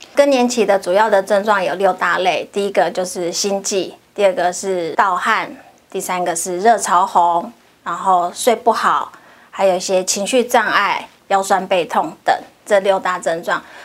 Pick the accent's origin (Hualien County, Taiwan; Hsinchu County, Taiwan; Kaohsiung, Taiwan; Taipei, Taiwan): Hualien County, Taiwan; Hualien; 我本身是花莲人，所以我很高兴可以回到我的家乡，替我的乡亲们服务